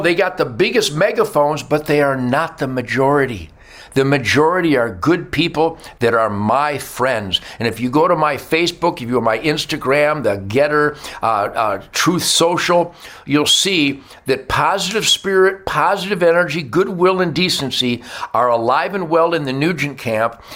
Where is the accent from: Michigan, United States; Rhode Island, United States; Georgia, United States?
Michigan, United States; Detroit; I was born in Detroit